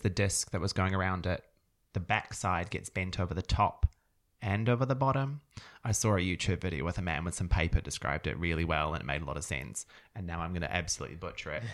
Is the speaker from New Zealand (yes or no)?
yes; New Zealand; moved away as an adult; I am from New Zealand, as you previously mentioned, and I was tricked into moving to this country five years ago by my partner